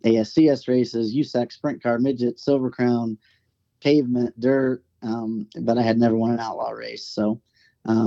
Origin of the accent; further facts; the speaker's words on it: Oklahoma, United States; I grew up in Oklahoma